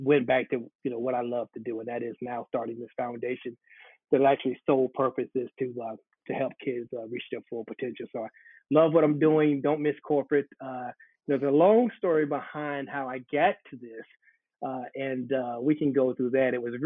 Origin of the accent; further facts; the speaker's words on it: Charlotte, North Carolina, United States; I'm a native Charlottean. I grew up here in Charlotte, went to school here on the west side